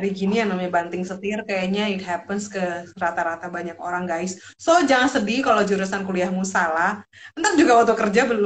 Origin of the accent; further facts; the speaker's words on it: Jakarta, Indonesia; also born or lived in Medan; lahir di Medan tapi gedenya di Jakarta so setengah-setengahnya adalah Batak Timbak langsung tapi Jakarta